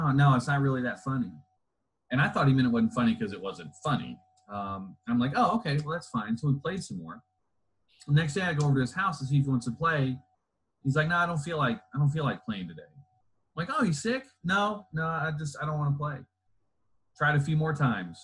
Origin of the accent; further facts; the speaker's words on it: Louisville, Kentucky, United States; also born or lived in Southern Indiana; I grew up in the Louisville area, sort of flitted back and forth between Southern Indiana and Louisville